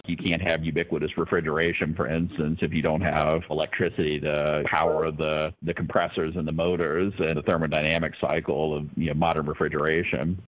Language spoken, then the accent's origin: English; Campbell County, Virginia, United States; I grew up in Campbell County. I went to college at Lynchburg College